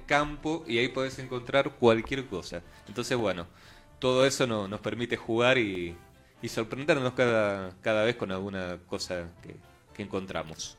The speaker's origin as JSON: {"language": "Spanish", "region": "Buenos Aires", "country": "Argentina", "said": "nosotros, bueno, como porteños"}